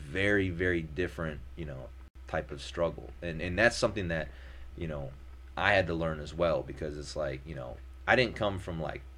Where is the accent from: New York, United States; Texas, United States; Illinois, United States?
Illinois, United States; Naperville; also born or lived in Indiana / Massachusetts; you know, like I said, my hometown is Naperville, Illinois.